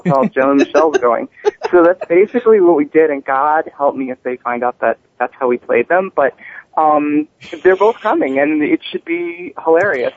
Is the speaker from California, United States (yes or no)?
yes; Palm Springs, California, United States; Palm Springs, California, um, where I actually live, my hometown